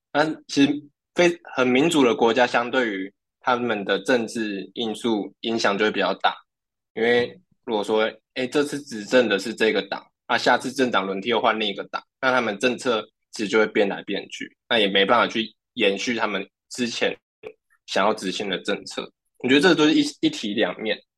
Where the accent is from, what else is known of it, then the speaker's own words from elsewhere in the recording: Taiwan; 我们台湾人